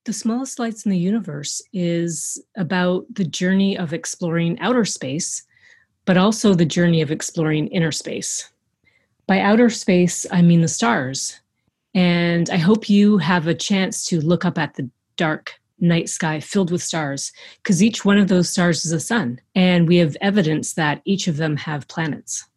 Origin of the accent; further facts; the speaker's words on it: Eastern Canada, Canada; we don't have mountains in Eastern Canada